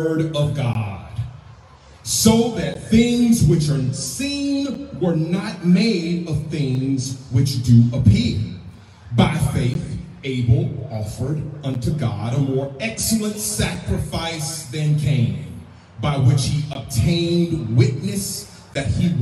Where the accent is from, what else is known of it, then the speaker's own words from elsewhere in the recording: Mississippi, United States; as a young Black boy growing up in Mississippi